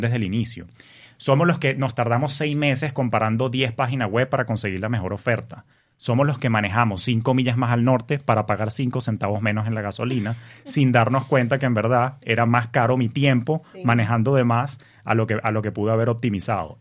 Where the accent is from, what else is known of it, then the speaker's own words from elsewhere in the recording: Venezuela; moved away as an adult; also born or lived in New York, United States; now in United States; Yo vengo de Venezuela, en un país donde se asocia el dinero con la corrupción